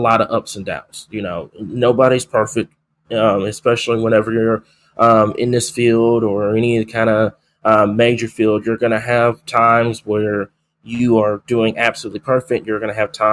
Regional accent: El Dorado, Arkansas, United States; I was born and raised in El Dorado

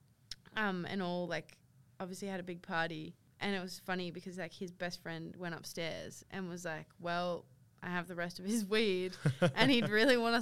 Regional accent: Sydney, New South Wales, Australia; moved away as an adult; now in Melbourne, Australia; I grew up in Sydney and like I don't really have a strong connection there

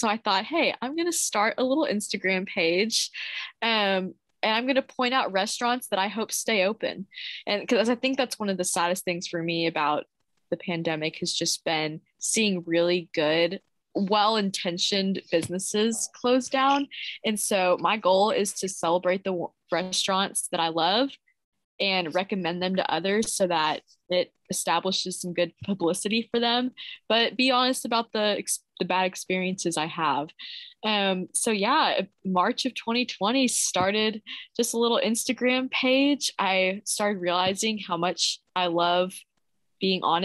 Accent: Bedford, Texas, United States; I just say I'm from Dallas, but I'm from Bedford, Texas

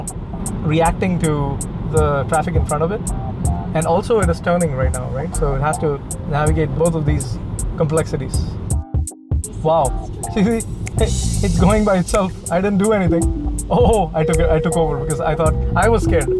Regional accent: India; now in United States; I grew up in India, where there's a lot of public transportation

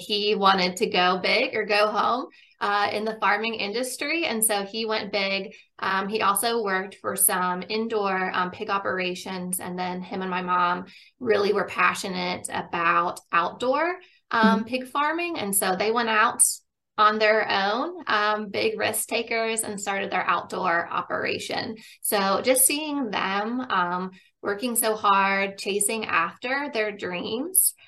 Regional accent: Pennsylvania, United States; I grew up in Pennsylvania, and my family had a pig farm

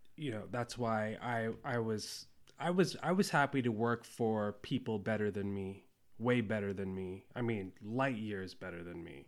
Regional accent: Ohio, United States; moved away; also born or lived in Cambodia / New York City, United States / Hawaii, United States; my mom moved to Ohio. Well, that's where she's from originally. And, um, and so that's where I, I grew up

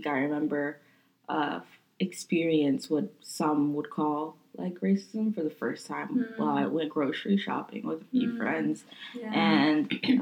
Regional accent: High Point, North Carolina, United States; also born or lived in Haiti / Florida; I grew up in North Carolina because that's all I really remember

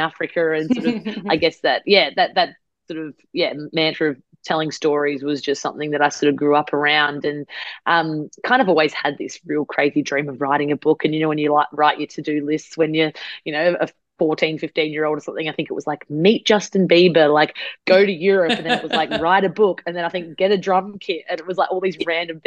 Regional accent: Adelaide, South Australia, Australia; I grew up in Adelaide

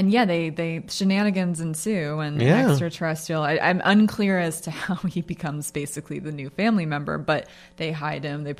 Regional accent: United States; I'm an American now. I was born here, but I feel like an American.

